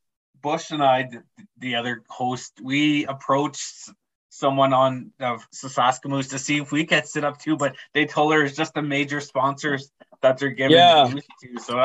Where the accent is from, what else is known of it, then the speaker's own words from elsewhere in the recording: Thunder Bay, Ontario, Canada; I grew up in Thunder Bay